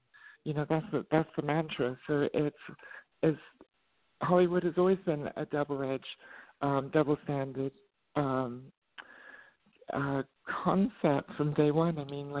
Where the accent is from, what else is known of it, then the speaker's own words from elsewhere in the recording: England, United Kingdom; also born or lived in Middle East; because I grew up in the Middle East and then I grew up in England as a teenager.